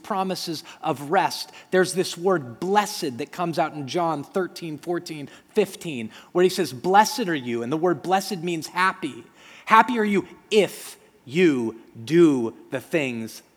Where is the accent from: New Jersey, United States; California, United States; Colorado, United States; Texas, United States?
Colorado, United States; Denver; When I grew up in Denver, Colorado, I grew up in a community where there were a lot of Jewish people